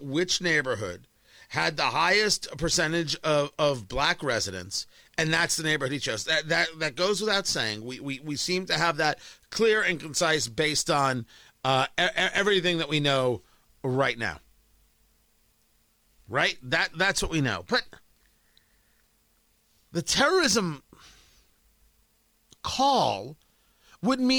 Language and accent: English; New York City, New York, United States; I came from Brooklyn.